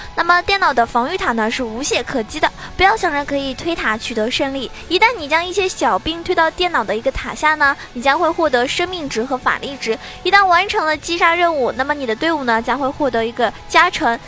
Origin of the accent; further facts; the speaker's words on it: Shaoxing, Zhejiang, China; now in Shanghai, China; 我老家是绍兴的，那么我要回家了